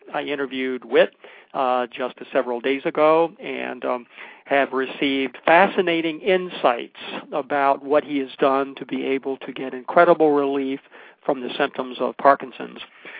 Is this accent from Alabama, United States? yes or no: no; New York, United States; I grew up in New York